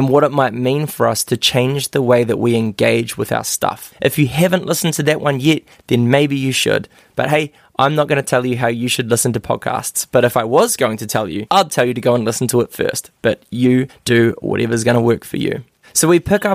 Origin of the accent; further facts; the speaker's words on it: Christchurch, Canterbury, New Zealand; I grew up on Ototahi, you know, Irarawe, ngā kōhatu whakarekereko tamatea pōkai whenua, like underneath the Port Hills